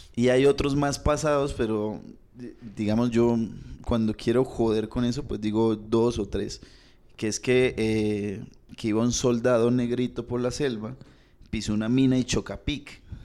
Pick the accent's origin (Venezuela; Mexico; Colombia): Colombia; Bucaramanga, Santander; nosotros somos de Bucaramanga